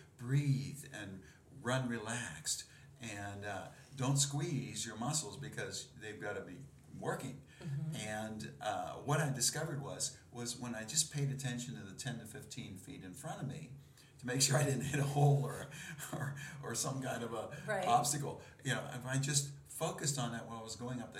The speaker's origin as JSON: {"language": "English", "town": "Dayton", "region": "Ohio", "country": "United States", "tie": "born or raised there", "said": "my hometown in Dayton, Ohio"}